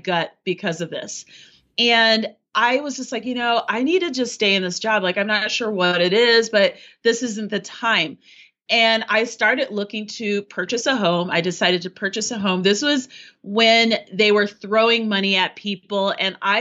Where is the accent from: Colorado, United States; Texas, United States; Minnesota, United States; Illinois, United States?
Colorado, United States; also born or lived in Paris, France; I'm American. I'm from Colorado.